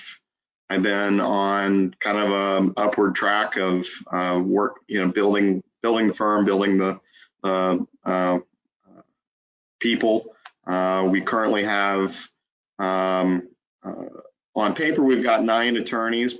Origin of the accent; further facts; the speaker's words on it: Alton, Illinois, United States; I was born and raised in Alton